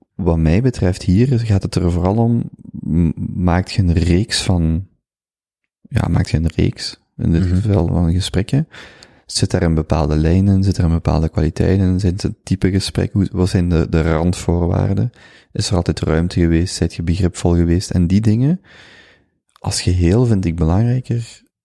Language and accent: Dutch; Flanders, Belgium; moved away as an adult; also born or lived in Vienna / Germany / Brazil; ik voel mij Vlaming